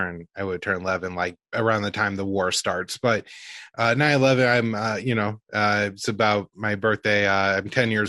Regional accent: St. Louis, Missouri, United States; I was 10 years old, like New York City could have been anywhere to me. Like I was from St. Louis

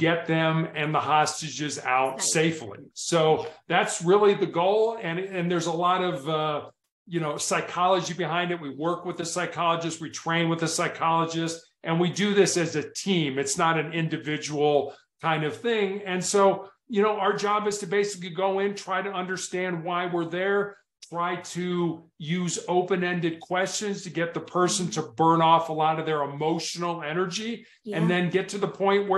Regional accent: Chicago, Illinois, United States; now in Colorado, United States; I was born and raised in Chicago, the third largest city here in the United States.

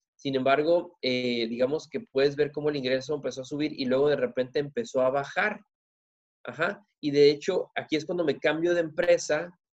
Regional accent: Ensenada, Tijuana, Baja California, Mexico; vengo de Tijuana, perdón, de Ensenada, Tijuana

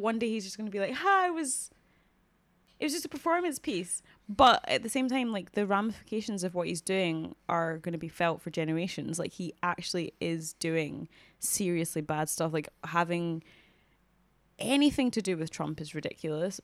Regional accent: Scotland, United Kingdom; even us as like Scottish people, even me as a Scottish black woman

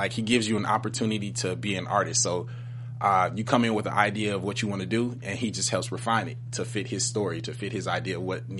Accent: Detroit, Michigan, United States; growing up in Detroit as a whole just gave me the fundamental principles about how to be a good person.

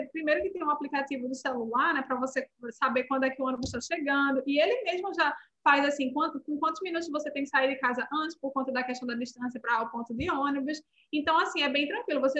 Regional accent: Northeast Region, Brazil; Eu vim do Nordeste. Mas aqui, assim, é um calor...

